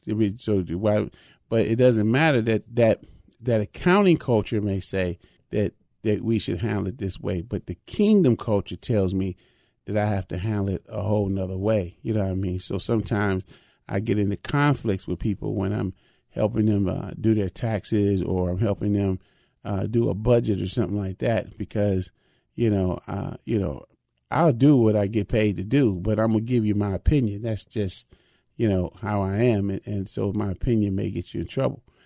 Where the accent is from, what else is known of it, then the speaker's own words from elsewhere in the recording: Chicago, Illinois, United States; growing up even in Chicago